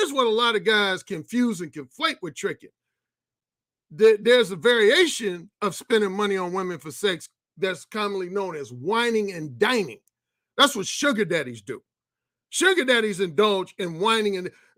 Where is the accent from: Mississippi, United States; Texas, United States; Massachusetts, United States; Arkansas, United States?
Mississippi, United States; We're just both from Mississippi. We cousins from Mississippi.